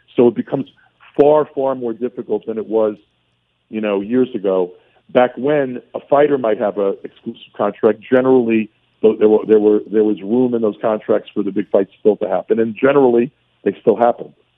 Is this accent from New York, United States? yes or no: yes; New York City, New York, United States; accent: heavy Brooklyn; I knew I was a kid from Brooklyn. My family wasn't rich. You know, I had a, I had a heavy Brooklyn accent